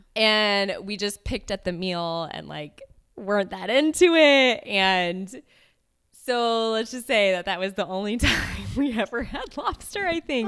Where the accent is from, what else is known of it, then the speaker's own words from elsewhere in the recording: West Coast, United States; growing up on the West Coast